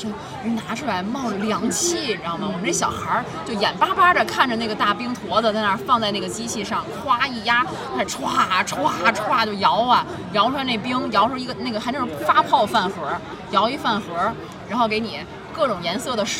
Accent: Tianjin, China; 我们天津人

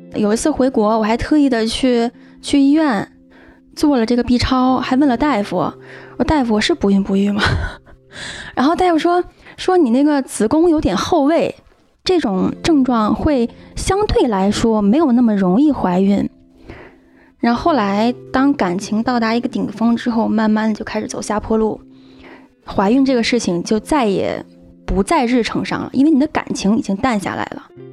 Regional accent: China; also born or lived in United Kingdom; now in Chengdu, China; 我是一个中国人

